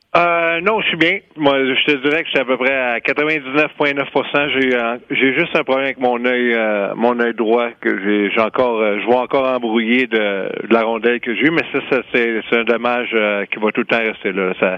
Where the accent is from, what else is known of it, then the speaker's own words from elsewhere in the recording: Quebec, Canada; on est québécois toute la gang